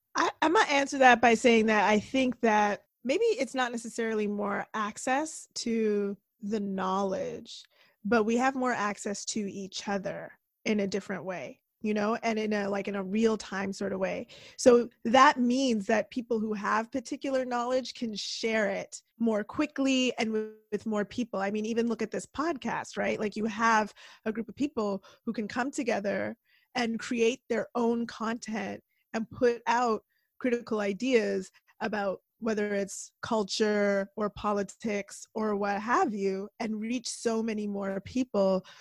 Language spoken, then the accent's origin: English; Toronto, Ontario, Canada; I grew up in Toronto